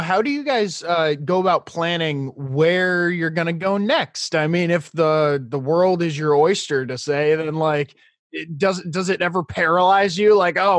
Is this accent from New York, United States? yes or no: yes; New York, United States; We grew up in New York.